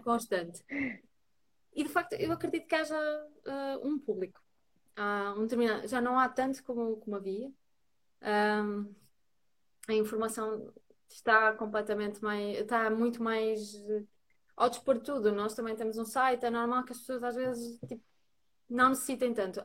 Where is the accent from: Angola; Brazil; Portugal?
Portugal; Braga, Norte; also born or lived in Lisbon; now in Porto, Portugal; sou, sou, de Braga